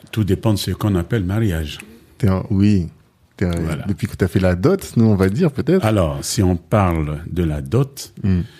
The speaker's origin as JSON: {"language": "French", "town": "Dangbe", "country": "DR Congo", "tie": "born or raised there", "said": "Moi-même, je suis né au Congo."}